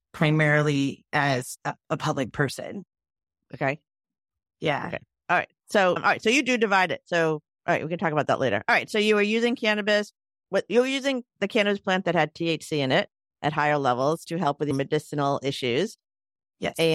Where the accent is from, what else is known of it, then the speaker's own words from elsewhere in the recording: Wyoming, United States; manifest more of the dichotomy that had been my life growing up in Wyoming at that time.